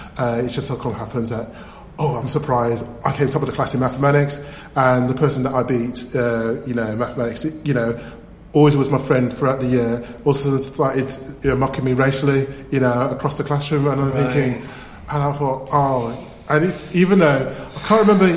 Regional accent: Birmingham, West Midlands, United Kingdom; accent: Birmingham; I'm from Birmingham. I, as you can say, I have a Birmingham accent.

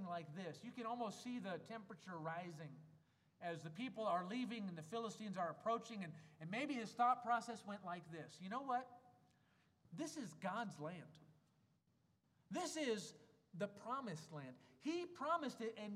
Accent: Wisconsin, United States; moved away as an adult; now in Germany; I grew up in Wisconsin. We know about cheese curds

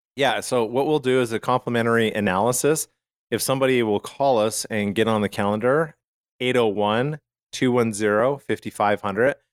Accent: Calgary, Alberta, Canada; now in United States; I grew up in Calgary, Canada

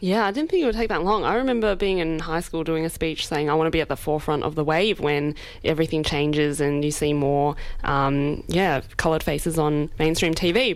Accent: Australia; I can be Australian, I can be Chinese

